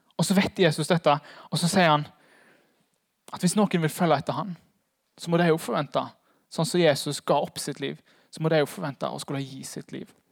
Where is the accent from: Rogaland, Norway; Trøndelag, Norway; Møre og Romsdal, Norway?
Rogaland, Norway; Haugesund; moved away; Jeg er fra Haugesund